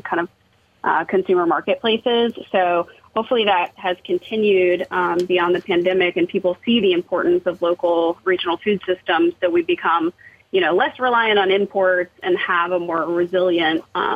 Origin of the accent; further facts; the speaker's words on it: Atlanta, Georgia, United States; I'm born and raised in Atlanta, and I still live there